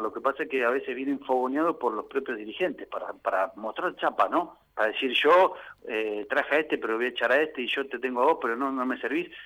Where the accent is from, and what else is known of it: Argentina